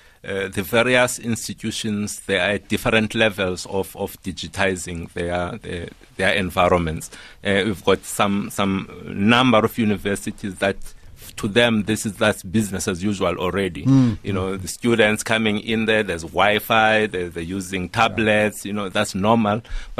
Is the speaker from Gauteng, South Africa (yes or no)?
no; Eastern Cape, South Africa; You know, I come from a rural area. I come from Mteto in Tabase. When I grew up, there was no internet in the schools that I had, absolutely.